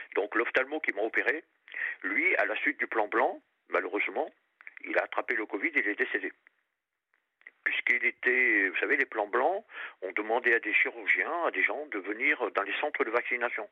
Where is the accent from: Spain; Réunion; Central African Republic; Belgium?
Réunion; also born or lived in Périgord; now in Paris region, France; je suis du Périgord et j'ai passé toute mon enfance à La Réunion